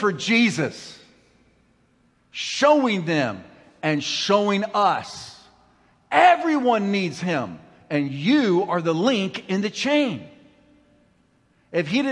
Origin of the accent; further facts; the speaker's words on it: Ramona, California, United States; I'm from Ramona